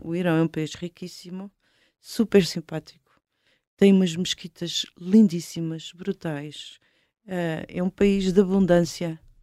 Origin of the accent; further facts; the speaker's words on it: Portugal; de onde é que tu és? Portugal